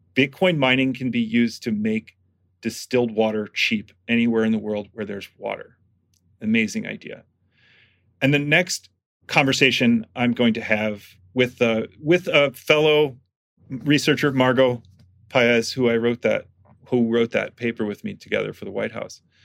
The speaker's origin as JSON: {"language": "English", "region": "Michigan", "country": "United States", "tie": "born or raised there", "moved": "yes", "said": "I'm from Michigan and th, th, we had these in Michigan because there was a little natural gas boom when I was a kid in Michigan."}